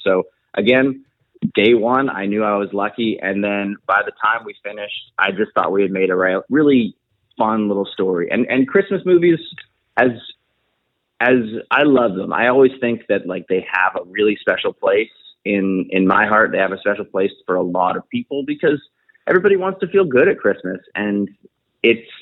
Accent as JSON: {"language": "English", "town": "Prince George", "region": "British Columbia", "country": "Canada", "tie": "born or raised there", "moved": "yes", "said": "I actually got to film it in my hometown of it's called Prince George, British Columbia. I grew up there"}